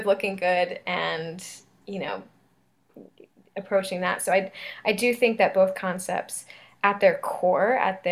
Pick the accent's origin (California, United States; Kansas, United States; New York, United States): California, United States; Southern; I'm from Southern California